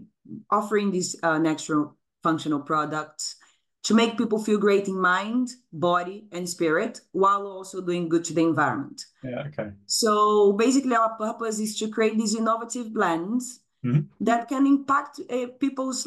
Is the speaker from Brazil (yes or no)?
yes; Brazil; moved away as an adult; now in Brighton, United Kingdom; I'm originally from Brazil. I came to the UK 17 years ago